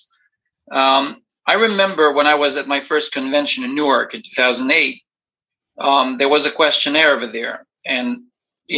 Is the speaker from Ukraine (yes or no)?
yes; Ukraine; moved away; I grew up in Ukraine